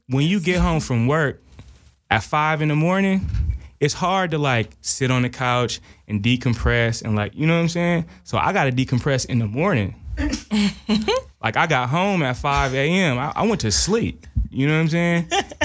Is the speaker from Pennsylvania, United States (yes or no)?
no; Oakland, California, United States; now in Los Angeles, United States; Yeah, I'm from East Oakland.